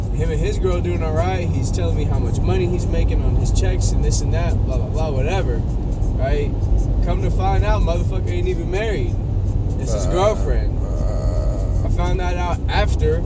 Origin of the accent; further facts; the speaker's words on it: Calhoun, Georgia, United States; moved away as an adult; I'm from Calhoun fucking Georgia